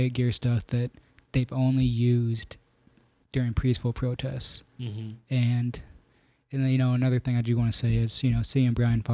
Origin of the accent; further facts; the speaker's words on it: Newton, Iowa, United States; also born or lived in southern India; when I was 1.5, I was adopted from India, southern India, by a family here in Newton, Iowa, Ed and Mickey Clements.